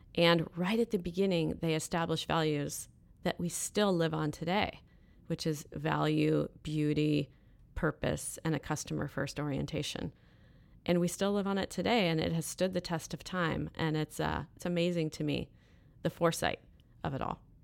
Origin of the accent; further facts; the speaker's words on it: Fairfax, California, United States; I grew up in Northern California. I'm a true Northern California girl, so north of San Francisco in a small little town called Fairfax